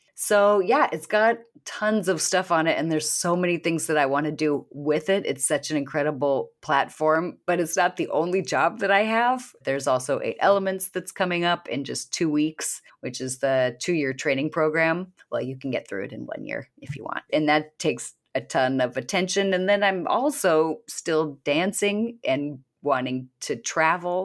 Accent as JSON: {"language": "English", "region": "Washington", "country": "United States", "tie": "born or raised there", "said": "I was born in Washington State"}